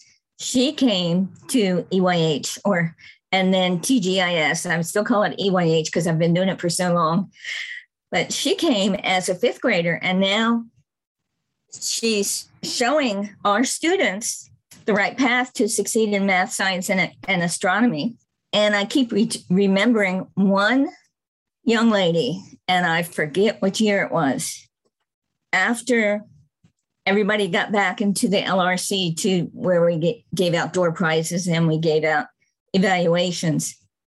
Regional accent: Murfreesboro, Tennessee, United States; And I can do that too, because I'm from Murfreesboro and Jennifer's from Murfreesboro.

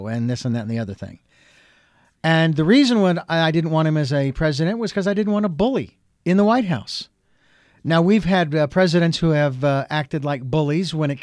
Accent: Phoenix, Arizona, United States; Phoenix, by the way, is my hometown

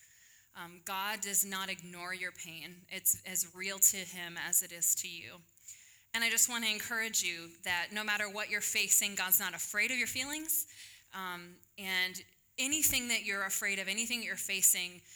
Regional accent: Illinois, United States; moved away as an adult; now in Texas, United States; I graduated from high school. I'm not going to tell you when. And I moved from Illinois down to Texas

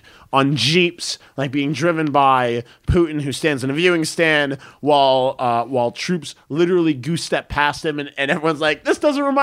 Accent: United States; I'm an American.

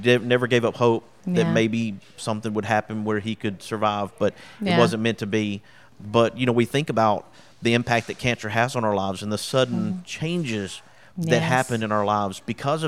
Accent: North and Central Alabama, United States; born or raised there

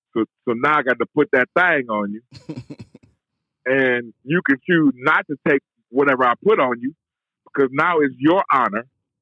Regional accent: Cleveland, Ohio, United States; I'm from Cleveland.

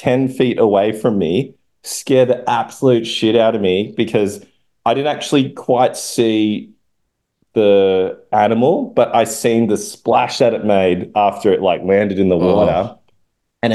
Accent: Sydney, New South Wales, Australia; my hometown, Maroubra

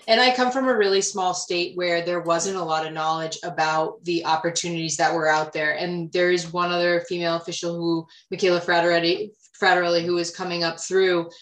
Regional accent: Rhode Island, United States; i'm born and raised in rhode island

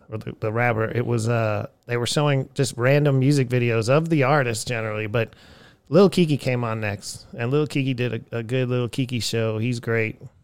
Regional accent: Erie, Pennsylvania, United States; now in Austin, United States; I grew up in Erie, Pennsylvania

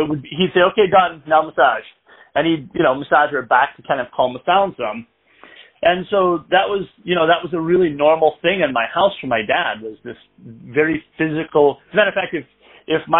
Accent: Michigan, United States; moved away; I'm originally from Michigan

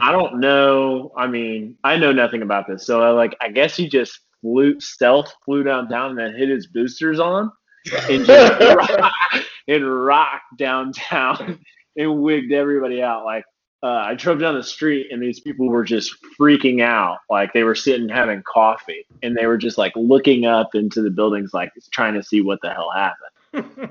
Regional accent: Indiana, United States; We're from Indiana, so half the people are IU and the other half are Purdue

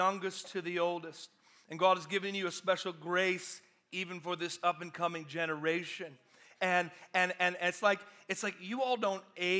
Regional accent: Georgia, United States; I'm from Georgia, I live in Atlanta, y'all.

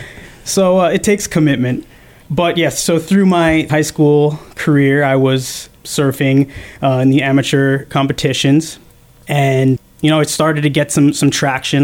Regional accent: Rumson, New Jersey, United States; I grew up in a small town on the northern Jersey Shore, or Rumson, in uh, Monmouth County

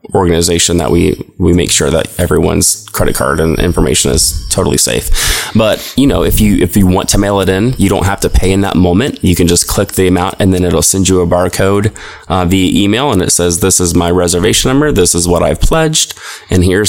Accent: Cincinnati, Ohio, United States; now in Tallahassee, United States; I grew up in Cincinnati, Ohio

